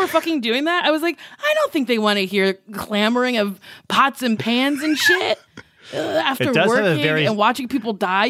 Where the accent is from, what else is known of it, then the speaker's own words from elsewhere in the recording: Lincroft, New Jersey, United States; Lincroft, New Jersey.